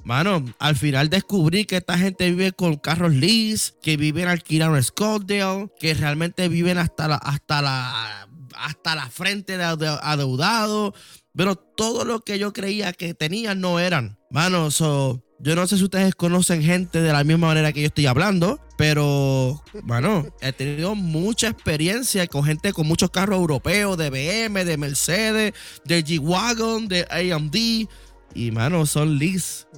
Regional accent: Puerto Rico; moved away as an adult; now in United States; Yo viví toda mi vida prácticamente en Puerto Rico

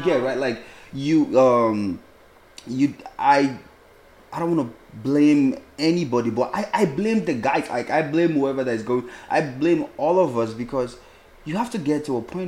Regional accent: Nigeria; moved away; I'm Nigerian

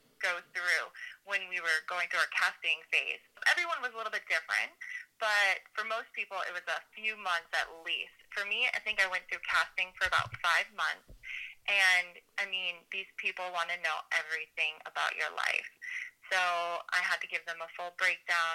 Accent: Phillipston, Massachusetts, United States; I grew up in New England. So I'm from Massachusetts, this little town called Phillipston

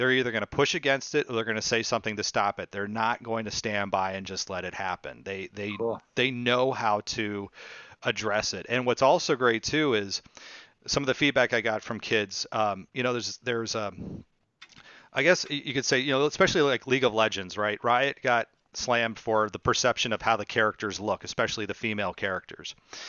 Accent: San Francisco, California, United States; Even though I'm from California. I'm from the San Francisco area.

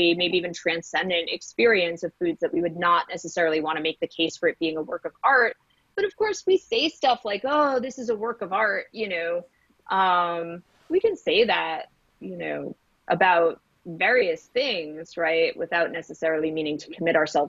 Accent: New York City, New York, United States; moved away; I grew up in New York City

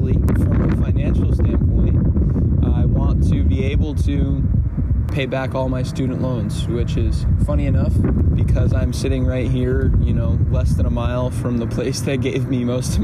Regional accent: United States; I was born in the United States of America

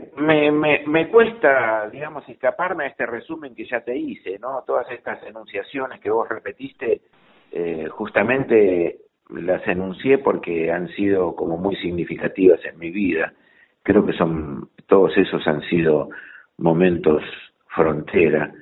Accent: Bernal, Buenos Aires Province, Argentina; yo soy de Bernal, así que también soy sureño.

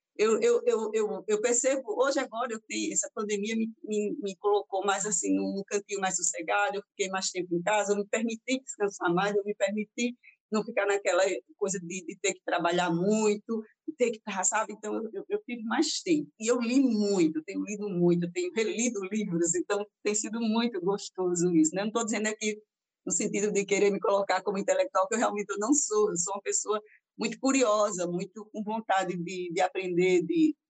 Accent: Arapiraca, Alagoas, Brazil; also born or lived in Taquarana; a minha, infância minha infância e juventude Arapiraca, mas assim, sou, nasci em Taquarana

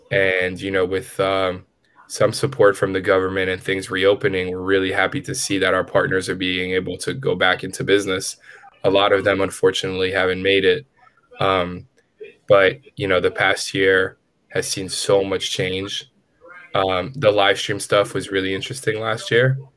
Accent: New York City, New York, United States; I grew up in the Bronx.

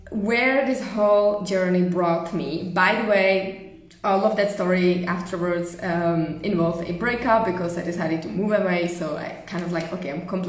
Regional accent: Czechia; moved away as an adult; also born or lived in Germany / Prague; decided to move back to Czech Republic at the time.

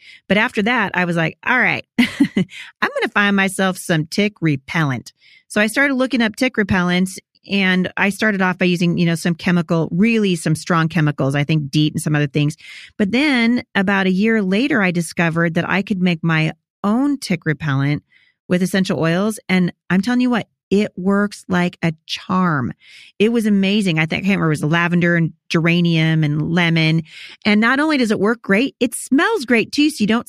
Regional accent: Pacific Northwest, United States

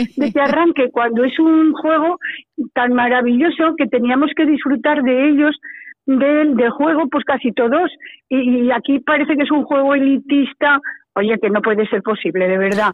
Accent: Calatayud, Aragon, Spain; moved away as an adult; also born or lived in Zaragoza; soy bilbilitana, claro, salí de, de, de Calatayud prontísimo a los 19 años

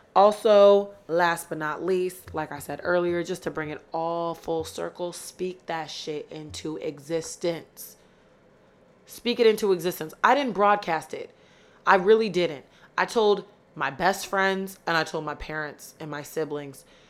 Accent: Rochester, New York, United States; moved away as an adult; now in Philadelphia, United States; from Rochester, New York, 'cause I know a lot of people from my hometown are gonna be listening to this

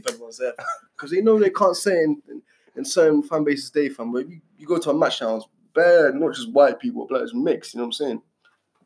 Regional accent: London, United Kingdom; I'm not from Africa, yeah. I'm actually British. I'm actually 100% British, fam. My mum's born here, my dad's born here.

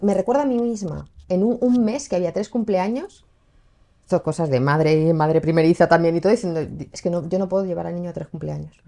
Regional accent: Spain; yo soy española, yo he crecido aquí

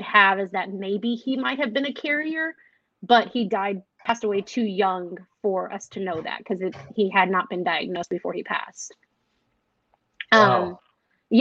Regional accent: Waco, Texas, United States; I am from Waco, Texas.

